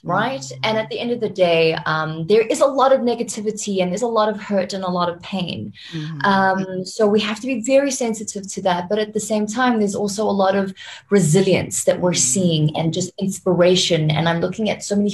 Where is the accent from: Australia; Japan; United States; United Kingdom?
Japan; now in South Africa; I was living in Japan, right? Because I was born in Japan.